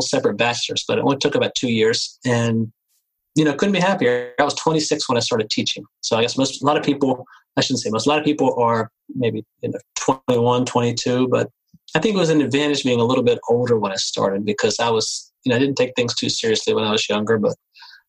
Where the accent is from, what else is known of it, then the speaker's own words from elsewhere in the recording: Cambridge, Maryland, United States; growing up on the Eastern Shore of Maryland in Cambridge.